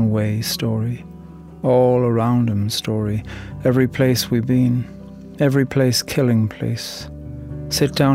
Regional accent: Ireland; I'm from Ireland, and I'm a poet

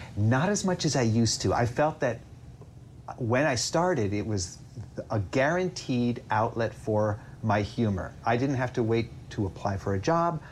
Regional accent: upstate New York, United States; I grew up in mostly in upstate New York.

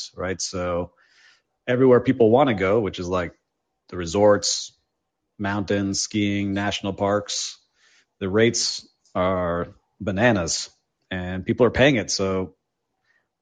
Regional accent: Miami, Florida, United States; born and raised in Miami

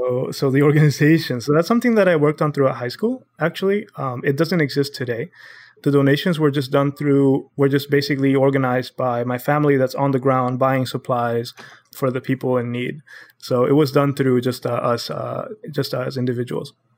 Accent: Honduras; moved away as an adult; now in United States; I'm born and raised in Honduras, uh, my whole family is there

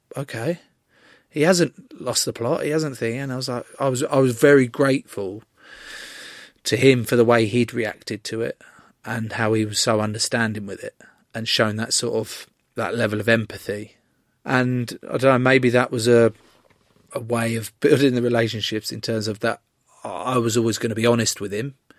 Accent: England, United Kingdom; an English rugby player

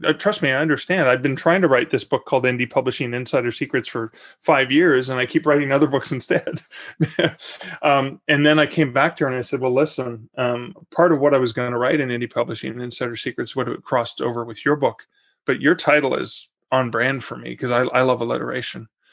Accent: Canada; I'm also Canadian and I wasn't planning on moving to Oklahoma City.

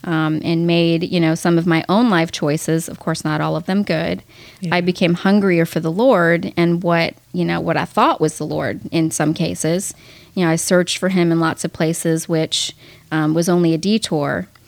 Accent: Miami Beach, Florida, United States; moved away as an adult; also born or lived in Manhattan, New York; now in Texas, United States; I was born in Manhattan, New York, and raised in Miami Beach, Florida, and have lived in Texas for the past 28 years.

